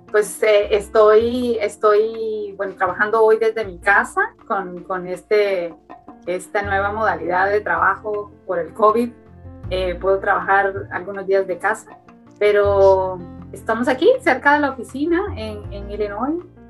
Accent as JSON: {"language": "Spanish", "town": "Tegucigalpa", "region": "Francisco Morazán", "country": "Honduras", "tie": "born or raised there", "moved": "yes", "said": "yo soy de Tegucigalpa, yo nací y crecí en Tegucigalpa"}